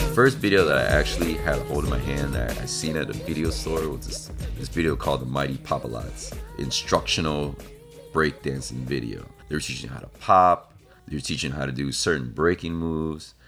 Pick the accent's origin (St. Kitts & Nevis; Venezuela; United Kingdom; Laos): Laos; now in United States; I am originally from Laos which is in Southeast Asia, right in between Vietnam and Thailand.